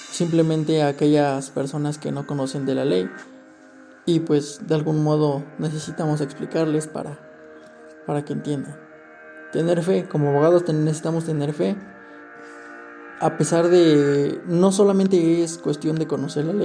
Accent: Mexico; leal tanto para nuestra ley, para nuestro país, nuestra constitución, para todos aquellos principios como mexicanos que tenemos

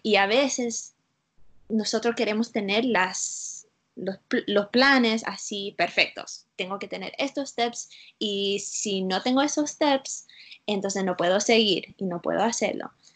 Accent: Utah, United States; Spanish is a second language; also born or lived in South Florida; now in Florida, United States; viviendo en la sur de la Florida, pero vengo de las montañas de Utah. So, yo soy de la otra parte de los Estados Unidos

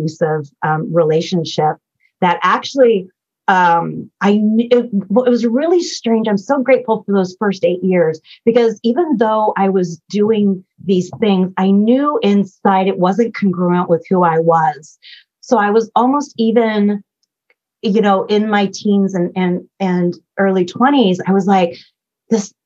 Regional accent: Bay Area, California, United States; I was born in the Bay Area in California

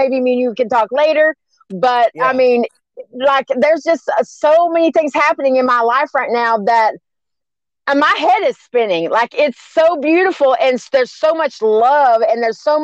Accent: Garland, Texas, United States; I'm from Garland, Texas

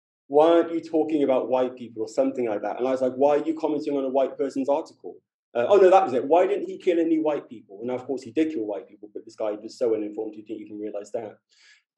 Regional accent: London, United Kingdom; moved away as an adult; I'm from London

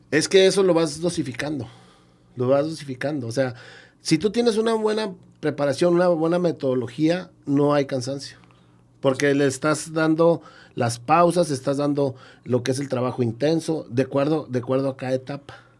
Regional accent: Gómez Palacio, Durango, Mexico; yo también soy de Gómez, que nos tocó jugar de aquí mismo de la región

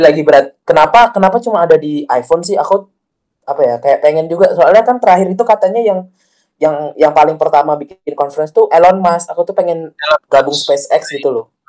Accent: Bali, Indonesia; kita sebagai orang Bali

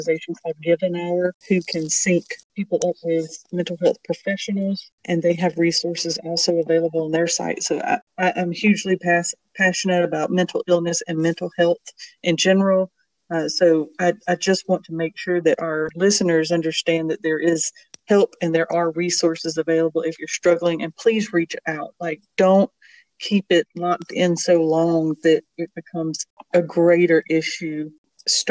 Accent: Bible Belt South, United States; I grew up in Bible Belt South

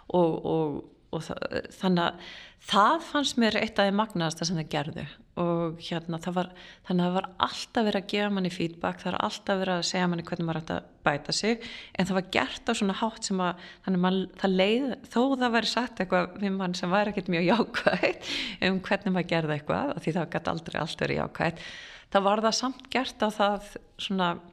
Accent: Garðabær, Capital Region, Iceland; moved away as an adult; also born or lived in California, United States; ég Eh, fættist á Íslandi og, og ólst upp hér að mestu leiti, bjórendar í bandarginum í Kaliforníu frá 5-11 ára aldurs

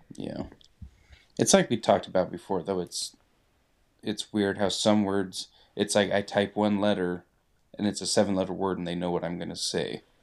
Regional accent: Utah, United States; now in Idaho, United States; we come from Utah

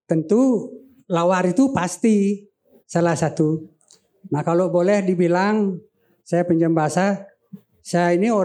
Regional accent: Bali, Indonesia; Tapi kita orang Bali umumnya lawar ya lawe itu terjemahannya banyak.

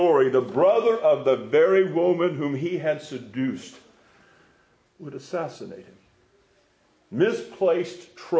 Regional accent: Neosho, Missouri, United States; I'm from Neosho, Missouri

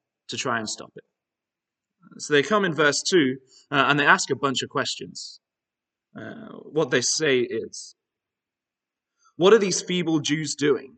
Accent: Northern Ireland, United Kingdom; now in Aberdeen, United Kingdom; I did a decent bit of my growing up in Northern Ireland.

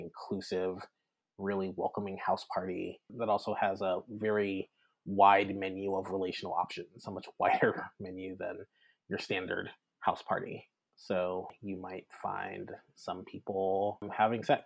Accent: South Louisiana, United States; moved away as an adult; also born or lived in Baton Rouge; now in Bay Area, United States; I'm originally from South Louisiana and went to Louisiana State University

